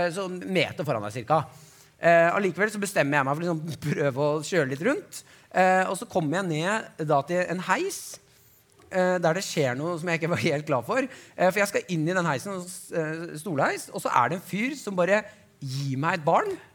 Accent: Nesodden, Akershus, Norway; jeg er fra Nesodden

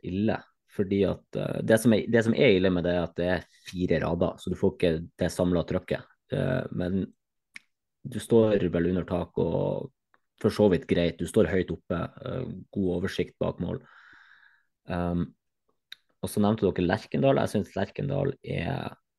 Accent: Northern Norway, Norway; som nordlending

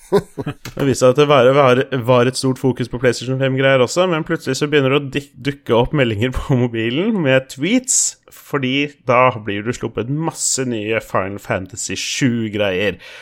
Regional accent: Moss, Østfold, Norway; er jo mossing, jeg er jo fra Østfold

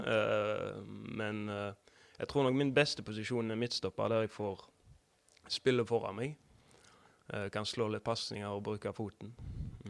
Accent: Haugesund, Rogaland, Norway; oppvokst på Risøy

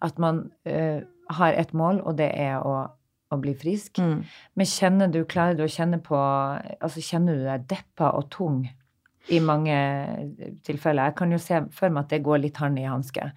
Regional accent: Narvik, Nordland, Norway; moved away; Jeg som kommer fra en liten by. Eh, jeg snakka litt med mine Narvik-venner nå når vi var hjemme i Narvik sist.

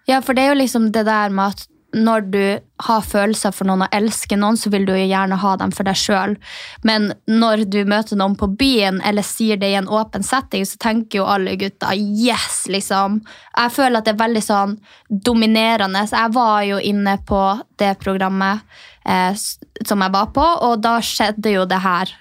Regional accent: Alta, Finnmark, Norway; moved away as an adult; now in Oslo, Norway; vi gikk sammen på videregående i Alta

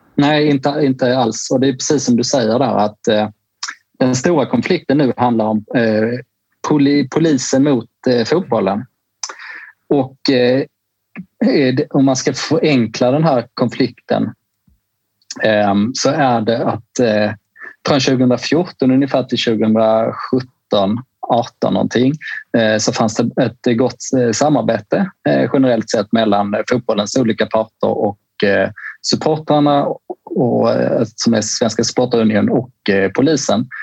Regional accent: Skåne, Sweden; i Skåne, där jag kommer ifrån

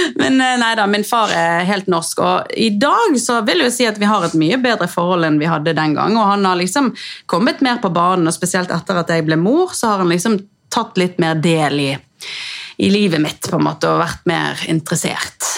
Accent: Bergen, Vestland, Norway; jeg er jo eh, ja, født og oppvokst i Bergen

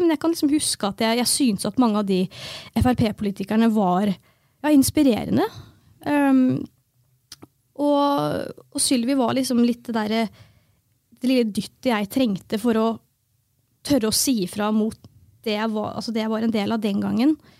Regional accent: Fredrikstad, Østfold, Norway; jeg er jo født og oppvokst i Fredrikstad

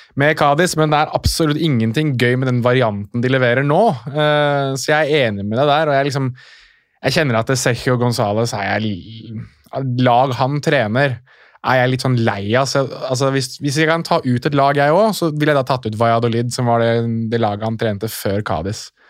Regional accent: Morocco; now in Norway; nå er jeg marokkaner

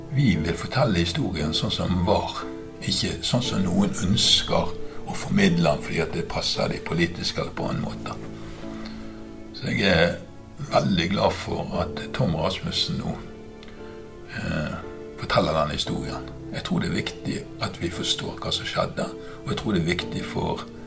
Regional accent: Bergen, Vestland, Norway; der som jeg vokste opp i, i Bergen

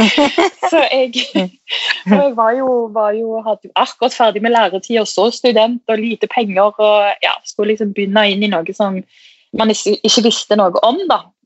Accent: Stavanger area, Rogaland, Norway; moved away; Jeg er jo fra Stavanger, eller en liten by utenfor

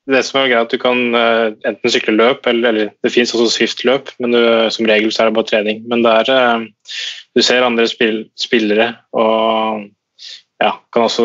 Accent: Norway; gjorde en vurdering på at det er like greit for meg å være her som var hjemme i Norge, egentlig.

